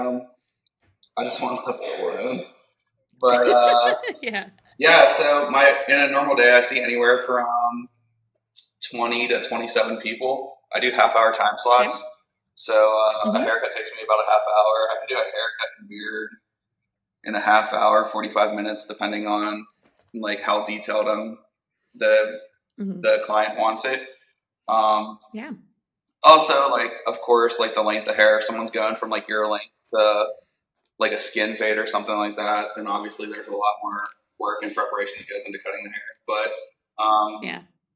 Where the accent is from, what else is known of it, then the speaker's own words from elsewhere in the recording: Pittsburgh, Pennsylvania, United States; the Pittsburgh show, which is my hometown